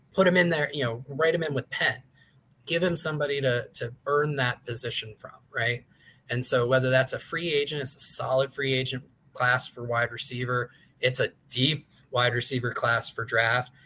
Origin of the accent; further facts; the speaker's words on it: Tampa, Florida, United States; I grew up in Tampa Bay